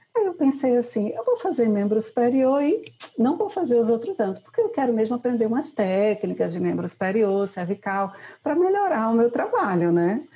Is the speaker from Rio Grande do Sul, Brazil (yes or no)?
no; Recife, Pernambuco, Brazil; sou de Recife